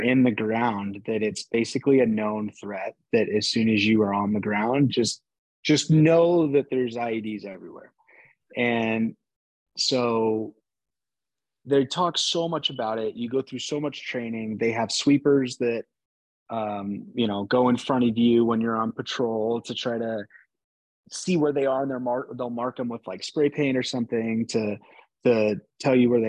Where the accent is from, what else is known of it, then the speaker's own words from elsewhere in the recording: Phoenix, Arizona, United States; growing up in Phoenix, Arizona